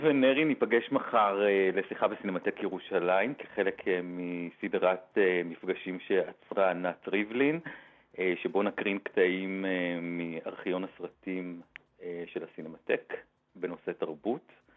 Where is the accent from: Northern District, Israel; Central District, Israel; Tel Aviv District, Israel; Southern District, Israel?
Tel Aviv District, Israel; Herzliya; moved away as an adult; now in Jerusalem, Israel; גרתי שנים ארוכות בתל אביב, גדלתי גם בהרצליה כל חיי